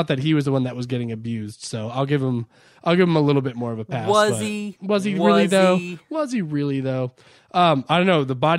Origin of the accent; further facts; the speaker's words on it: Ireland; Oh, I was like, me? Why are you including me in that? Because I'm Irish?